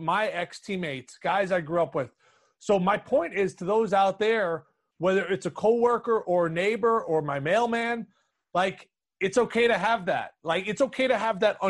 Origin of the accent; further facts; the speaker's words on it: New York City, New York, United States; growing up in New York City, playing in Harlem